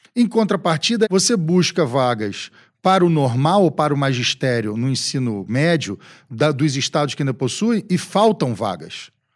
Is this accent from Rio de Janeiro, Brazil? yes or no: yes; Rio de Janeiro, Brazil; Eu sou de um estado do Rio de Janeiro que tem uma vocação para o petróleo. O meu estado tem uma quantidade incomensurável de advogados